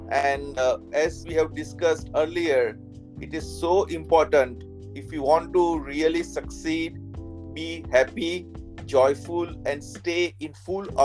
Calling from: Nashville, Tennessee, United States; I am from connecting from Nashville, Tennessee.

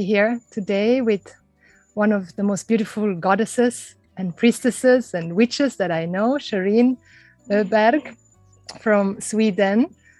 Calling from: Bali, Indonesia; I'm calling in from Mother Bali

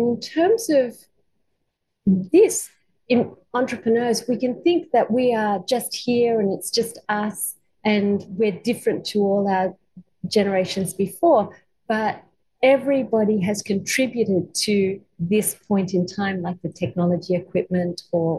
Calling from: Gubbi Gubbi country, Queensland, Australia; I'm calling from Gubbi Gubbi country. So this is an Australian Aboriginal tradition to acknowledge the country you're calling from. I'm not Aboriginal

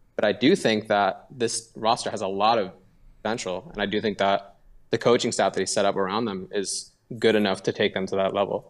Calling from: Seattle, Washington, United States; I'm calling from Seattle

